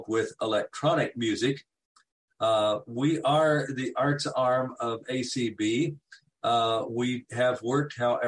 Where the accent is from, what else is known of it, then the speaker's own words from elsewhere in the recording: Kansas, United States; I'm from Kansas and the president of the Kansas affiliate